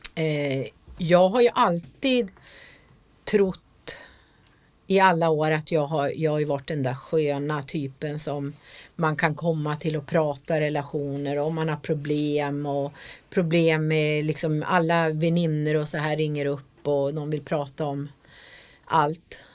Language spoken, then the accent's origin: Swedish; Jämtland, Sweden; jag kommer ju från Jämtland